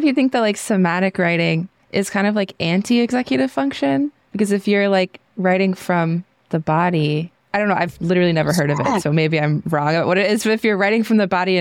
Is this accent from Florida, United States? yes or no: yes; Florida, United States; I grew up in Florida